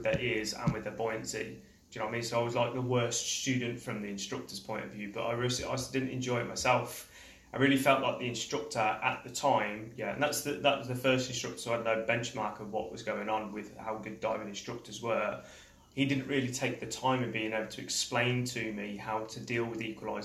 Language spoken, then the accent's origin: English; Coventry, West Midlands, United Kingdom; moved away as an adult; now in Koh Tao, Thailand; I'm from Coventry in the United Kingdom. I've lived in Thailand, in Koh Tao, for about 15 years now.